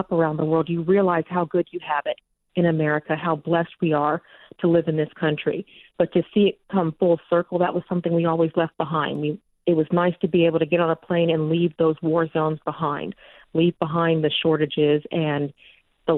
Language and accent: English; Texas, United States; moved away; until we moved back to my home state of Texas